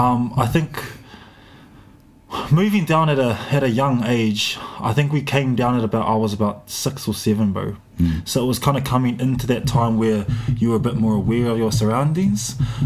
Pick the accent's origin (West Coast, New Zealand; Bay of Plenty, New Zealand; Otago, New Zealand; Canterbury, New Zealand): Bay of Plenty, New Zealand; Whakatāne; now in Dunedin, New Zealand; I am originally from Whakatāne, grew up there, came down to Ōtepoti, Dunedin, spent a lot of time down here.